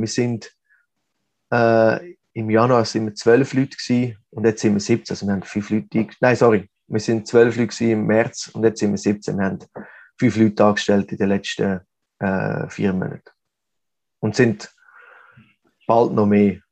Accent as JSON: {"language": "German", "country": "Switzerland", "moved": "as an adult", "lives_now": "Mexico", "said": "als Schweizer"}